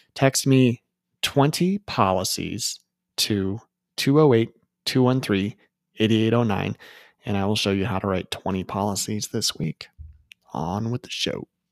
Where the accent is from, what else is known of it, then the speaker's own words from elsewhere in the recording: Chicago, Illinois, United States; moved away; Chicago on the way home, 'cause that's my hometown